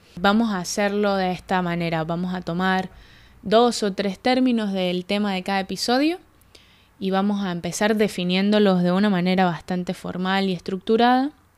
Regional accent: Mérida, Venezuela; moved away as an adult; now in Buenos Aires, Argentina; Yo soy de Mérida, Venezuela, nací hace veintiséis años y tengo cinco años viviendo en Argentina.

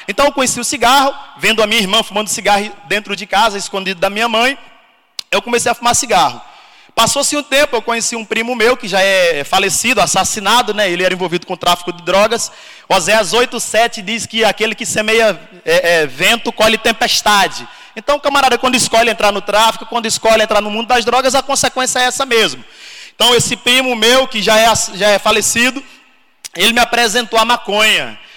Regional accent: Petrolina, Pernambuco, Brazil; moved away; eu sou natural da, de Petrolina, Pernambuco. Quem conhece aqui eu já ouviu falar de Petrolina, Pernambuco. Show de bola. Então sou dessa cidade, sou da terrinha, nordestino.

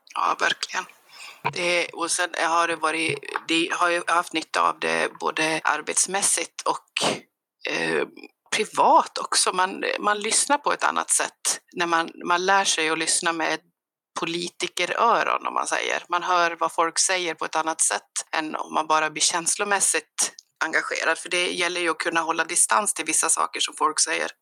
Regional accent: Avesta, Dalarna County, Sweden; moved away; Jag kommer från Avesta från början jag har inte bott där sedan 98

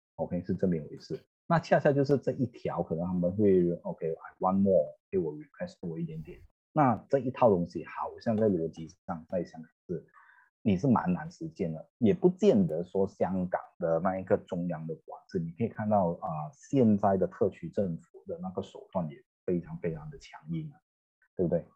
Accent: Malaysia; 我们都马来西亚人

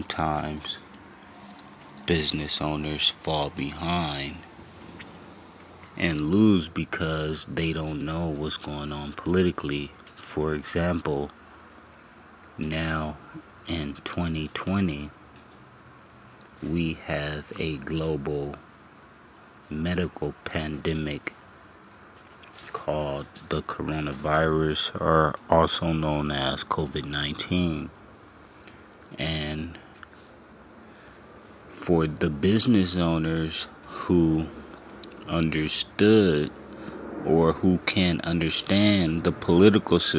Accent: Los Angeles, California, United States; Growing up in Los Angeles

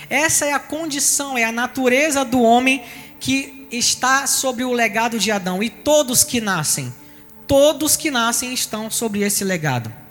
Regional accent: Salvador, Bahia, Brazil; now in Rio de Janeiro, Brazil; eu sou de Salvador, então eu sou solteropolitano e nós viemos para o Rio de Janeiro. A história da gente mudou completamente e tivemos filhos aqui no Rio de Janeiro.

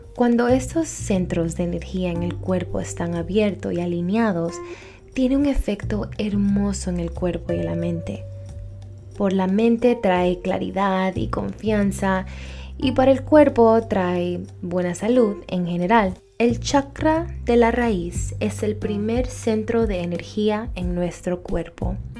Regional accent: New York, United States; also born or lived in Ecuador; soy orgullosamente ecuatoriana. Y también nací aquí en Nueva York en el condado de la salsa

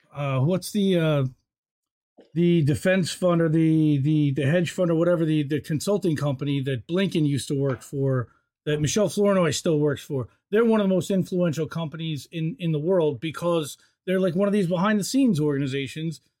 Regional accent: United States; as an American

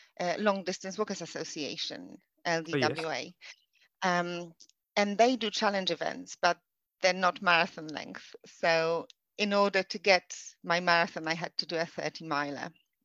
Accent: Poland; English is a second language; now in United Kingdom; I moved over to the UK from Poland in 2008.

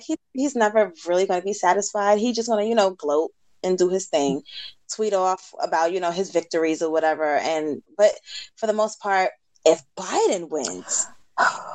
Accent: New York, United States; We from New York

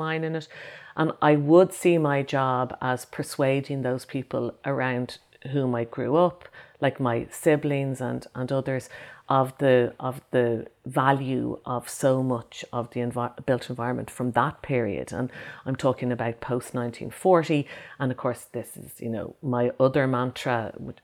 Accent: Ireland; my fellow people growing up in Ireland at the same time as me

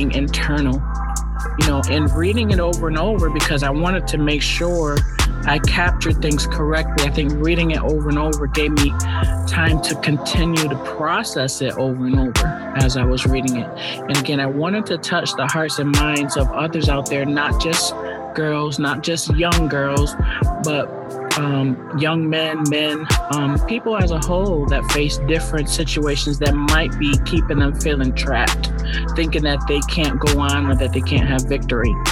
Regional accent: Hartford, Connecticut, United States; Born and raised in Connecticut, only child.

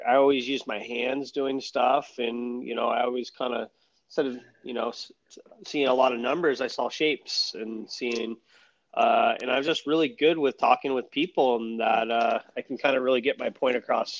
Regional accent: California, United States; also born or lived in Hawaii; most definitely.

